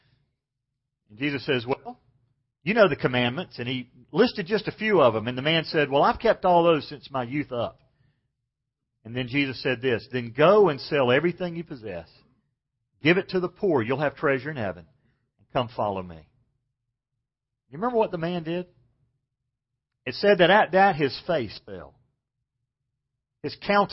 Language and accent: English; Macon, Georgia, United States; I grew up in Macon, Georgia, and we didn't have shopping malls when I was very young